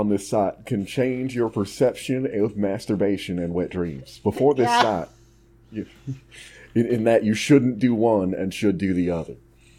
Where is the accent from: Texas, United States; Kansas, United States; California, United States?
Texas, United States; I'm Texan, not a metaphor expert.